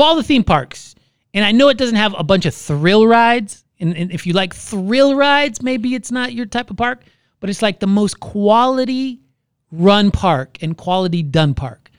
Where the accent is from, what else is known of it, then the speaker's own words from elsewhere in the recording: Orlando, Florida, United States; I was born and raised in Orlando